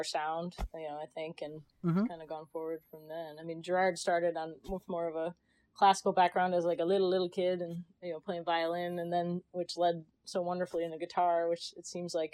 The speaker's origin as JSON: {"language": "English", "town": "Chicago", "region": "Illinois", "country": "United States", "tie": "born or raised there", "also_born_or_lived": "Connecticut / New York", "moved": "yes", "lives_now": "California, United States", "said": "I was born in Chicago. Grew up around there."}